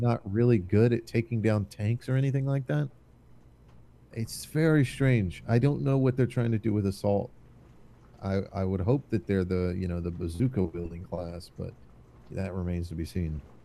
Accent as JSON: {"language": "English", "country": "United States", "said": "I'm American."}